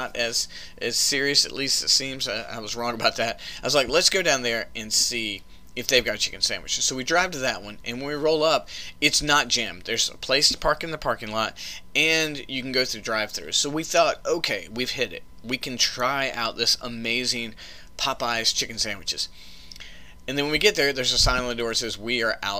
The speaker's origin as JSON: {"language": "English", "region": "the South", "country": "United States", "tie": "born or raised there", "said": "I grew up in the South eating Bojangles"}